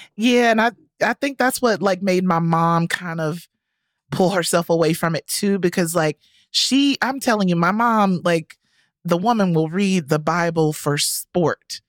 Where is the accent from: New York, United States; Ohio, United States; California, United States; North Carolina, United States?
North Carolina, United States; Rocky Mount; my hometown of rocky mount north carolina